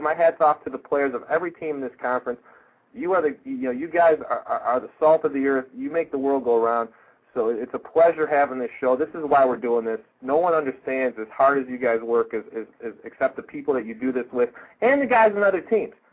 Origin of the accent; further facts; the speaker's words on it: Rochester, New York, United States; I'm from Rochester. I never even felt any pressure to go to the University of Rochester.